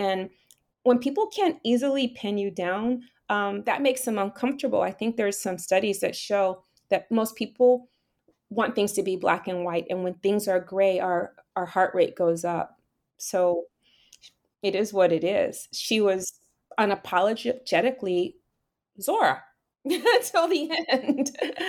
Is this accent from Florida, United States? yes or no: yes; Miami, Florida, United States; the way in which I was raised in Miami, so, you know, have that Bahamian side.